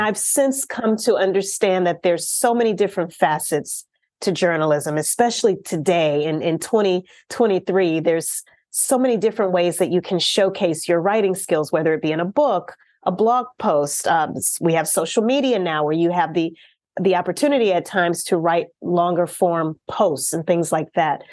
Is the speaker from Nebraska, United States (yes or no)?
no; Louisiana, United States; I'm originally from Louisiana, the state of Louisiana